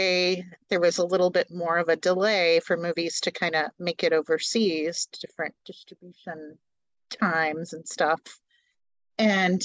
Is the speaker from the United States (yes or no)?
yes; Northwest Indiana, United States; I'm from Northwest Indiana, not far from, what is it, Calumet City.